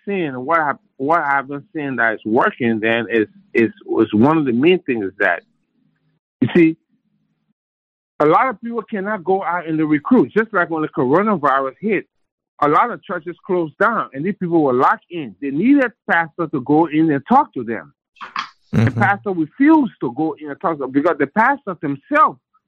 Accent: Liberia; moved away; from where I came from Africa, from Liberia

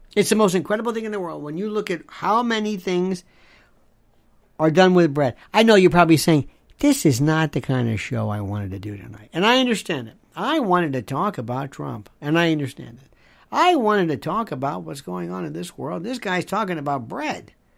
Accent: Tampa, Florida, United States; I loved growing up in Florida. I loved, in Tampa, Cuban food. Knew it all my life.

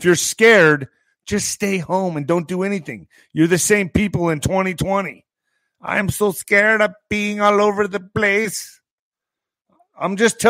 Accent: United States; I'm doing my job as an American citizen, as an American patriot

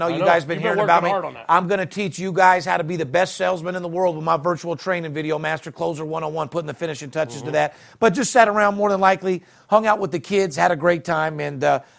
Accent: Las Vegas, Nevada, United States; I'm born and raised in Las Vegas where the average marriage is 18 months.

